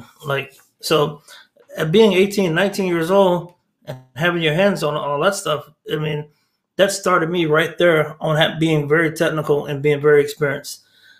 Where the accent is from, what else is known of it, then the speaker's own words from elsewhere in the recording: Texas, United States; being a Texan, I'm a typical Texan that thinks Texas is better than everything else. And so some people say they got to Texas as fast as they could. Well, I got back to Texas as fast as I could. So, I love the state.